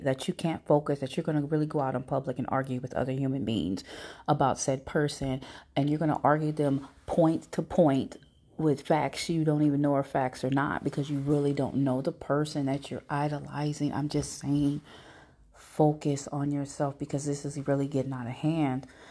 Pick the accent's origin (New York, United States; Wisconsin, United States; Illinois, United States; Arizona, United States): Arizona, United States; Phoenix; also born or lived in Houston, Texas; now in St. Louis, United States; I was born here, but I was raised in Phoenix, okay? I also lived in Houston